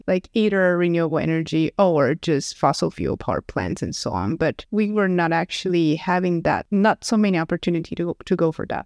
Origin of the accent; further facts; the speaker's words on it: Taichung, Taiwan; moved away as an adult; also born or lived in Stockholm, Sweden; now in Lund, Sweden; I'm from Taiwan, and I basically grew up in a city that is called Taichung